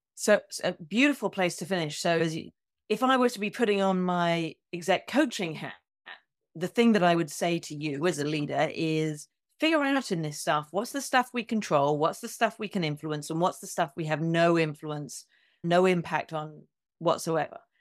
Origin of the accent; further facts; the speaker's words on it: United Kingdom; also born or lived in United States; I'm both a Brit and an American